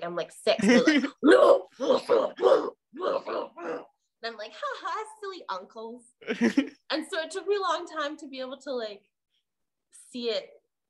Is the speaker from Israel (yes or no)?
no; Canada; well, as a Canadian, I know a lot of them because there's like a Canadian characteristic